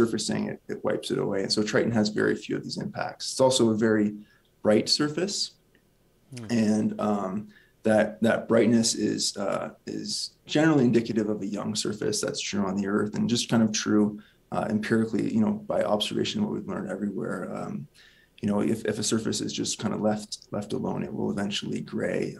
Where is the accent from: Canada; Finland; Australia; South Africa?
Canada; Windsor, Ontario; I grew up in Windsor, Ontario, just a small town, actually, just outside of Windsor.